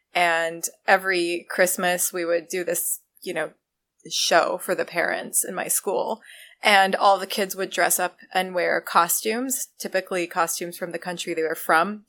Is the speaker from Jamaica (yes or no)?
no; Canada; now in United States; I'm Canadian